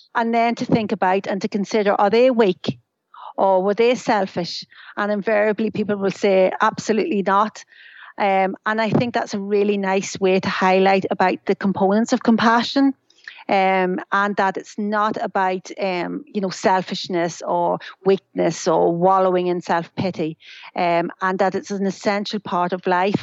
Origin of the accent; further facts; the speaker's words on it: Ireland; now in United Kingdom; I'm Irish